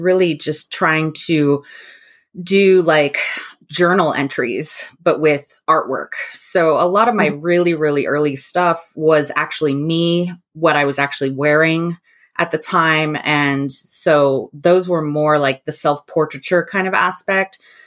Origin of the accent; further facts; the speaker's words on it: New Mexico, United States; I grew up in New Mexico.